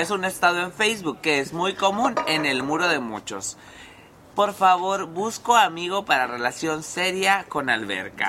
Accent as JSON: {"language": "Spanish", "town": "Mexicali", "region": "Baja California", "country": "Mexico", "said": "Mexicali es un hoyo y básicamente aquí, literal, somos una olla de presión."}